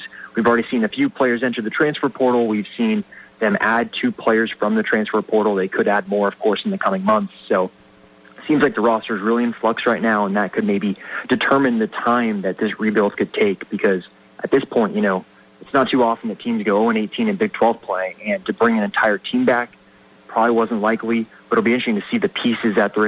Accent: Kansas, United States; I come from Kansas where you know it's football instead of basketball, or you know where football is really bad, basketball is really good, and all of a sudden it seems like I've come here and it's all flipped.

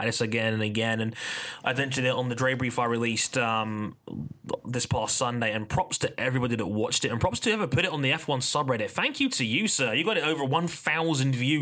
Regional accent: London, United Kingdom; I was born in London, England, and have lived in West London my entire life

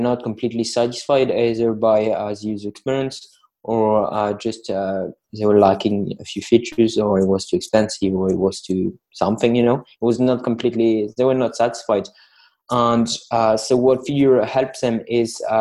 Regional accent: Lille, Hauts-de-France, France; English is a second language; I'm hailing from France, in the north of France, so in a lovely town called Lille

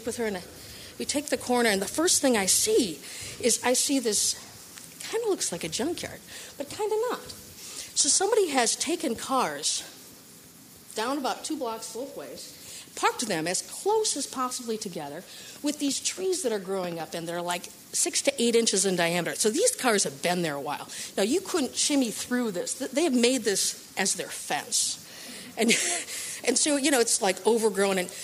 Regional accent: Midwest, United States; I'm from the Midwest

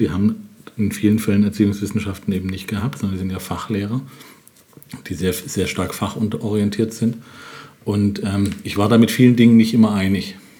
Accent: Germany; Ich bin in Bad Mannheim zur Schule gegangen, in einer Grundschule

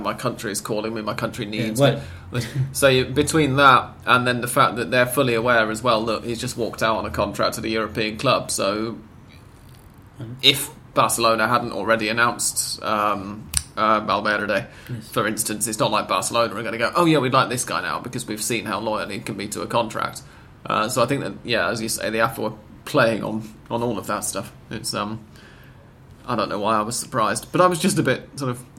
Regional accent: England, United Kingdom; as an English person

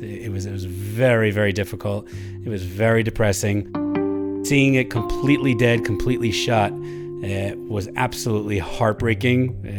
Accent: Ellenville, New York, United States; moved away as an adult; now in Jerusalem, Israel; Born and raised in Ellenville, New York, in the Catskills, upstate. I made Aliyah 26 years ago. Been in Jerusalem ever since.

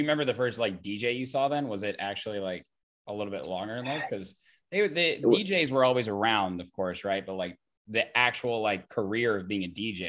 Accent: Indiana, United States; now in Chicago, United States; I grew up in Indiana. I've been here for 6 years now.

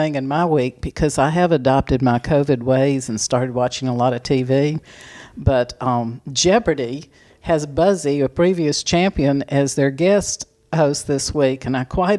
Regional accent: Auburn, United States; after the war, I was born in the Auburn Infirmary

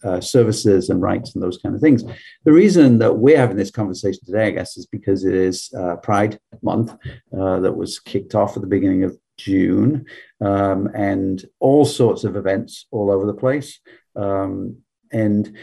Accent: England, United Kingdom; moved away; I grew up in a different country. I grew up in England

